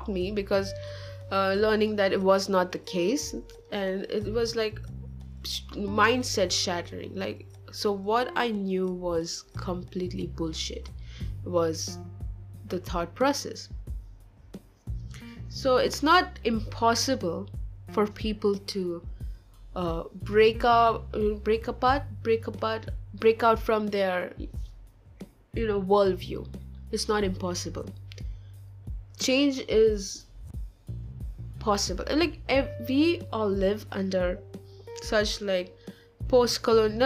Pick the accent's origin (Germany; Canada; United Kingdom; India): India; I'm from India, and I'm an Orthodox Christian